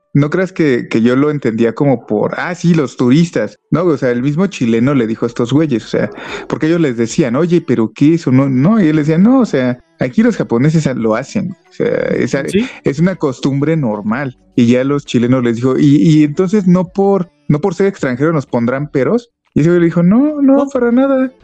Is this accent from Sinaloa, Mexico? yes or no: no; Mexico City, Mexico; also born or lived in Toluca Valley; yo soy de la Ciudad de México y donde vivía era una zona muy, pues muy compleja